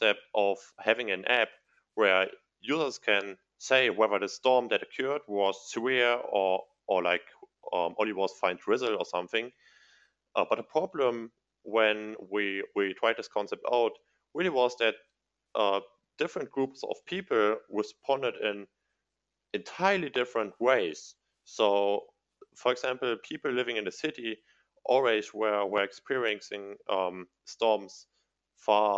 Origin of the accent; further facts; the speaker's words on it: Mayen, Rhineland-Palatinate, Germany; I'm living in, it's my hometown